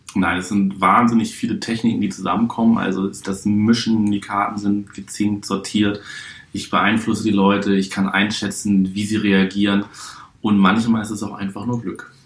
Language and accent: German; Hamburg, Germany; now in Berlin, Germany; Ich bin geboren in der schönsten Stadt der Welt, Hamburg. Bin seit 2003 Wahlberliner